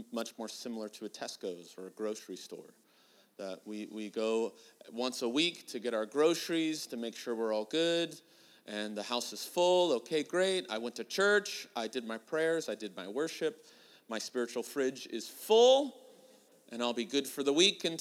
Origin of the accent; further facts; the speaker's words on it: California, United States; I'm born and raised in California, but I do say y'all